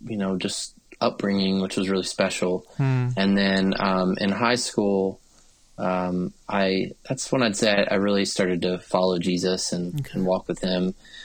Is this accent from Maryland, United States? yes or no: yes; Maryland, United States; And so I grew up on the East Coast of the States in the state of Maryland. And I grew up in a small church there